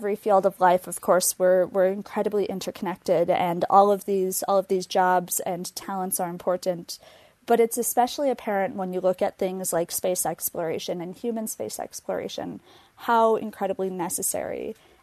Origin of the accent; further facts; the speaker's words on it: Minneapolis–Saint Paul, Minnesota, United States; I grew up in the Twin Cities